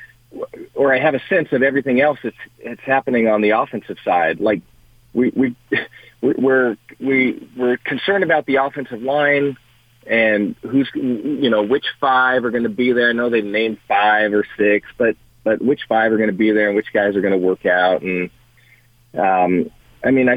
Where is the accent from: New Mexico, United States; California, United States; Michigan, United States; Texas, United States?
California, United States; Culver City; moved away; My brother, we grew up in Culver City